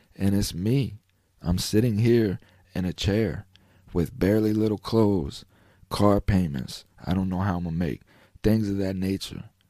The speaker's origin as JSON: {"language": "English", "country": "United States", "said": "an American citizen"}